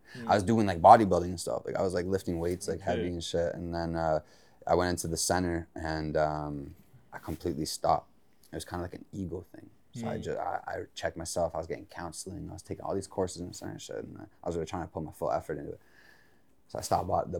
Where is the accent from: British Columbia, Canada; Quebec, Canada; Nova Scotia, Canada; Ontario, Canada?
Ontario, Canada; Mississauga; I grew up in Meadowvale, Mississauga, MDV